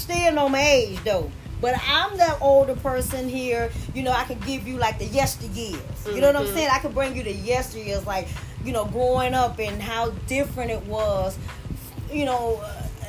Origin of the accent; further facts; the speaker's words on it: Pensacola, Florida, United States; I'm from the southern part of Pensacola, Florida